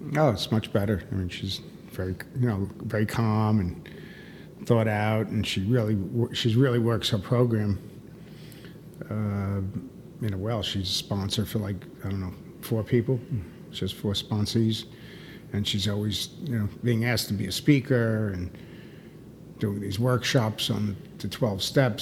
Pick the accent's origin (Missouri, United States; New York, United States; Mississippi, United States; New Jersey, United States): New York, United States; New York City; moved away as an adult; now in Miami, United States; I was born and raised in in New York City area